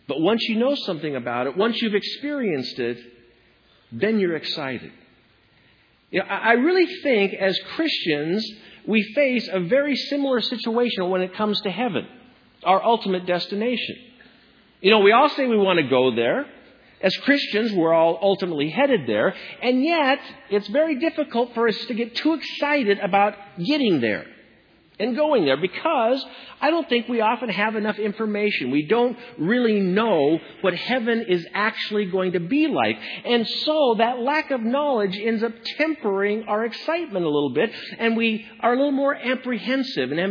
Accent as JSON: {"language": "English", "region": "Washington", "country": "United States", "tie": "born or raised there", "said": "my home state of Washington"}